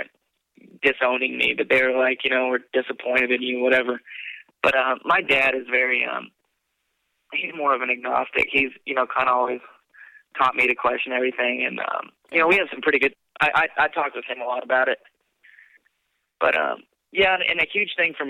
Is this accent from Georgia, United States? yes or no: no; Texas, United States; I was raised in Texas